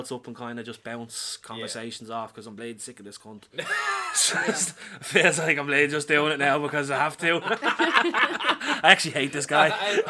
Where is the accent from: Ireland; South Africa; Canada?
Ireland; Dublin, Leinster; also born or lived in Pearse Street, Dublin / Ringsend, Dublin; I'm originally from Pear Street, like, the big flats in Pear Street, but then I moved down the Ring's End